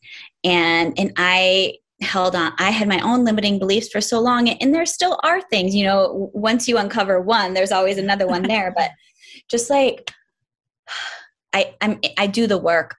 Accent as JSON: {"language": "English", "region": "upstate New York", "country": "United States", "tie": "born or raised there", "said": "I'm from New York. I'm from way upstate New York, really close to the Canadian border. So I grew up"}